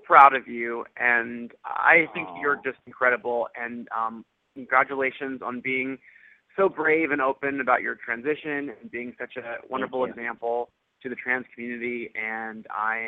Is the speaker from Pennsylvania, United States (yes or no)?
no; Los Angeles, California, United States; I grew up in Los Angeles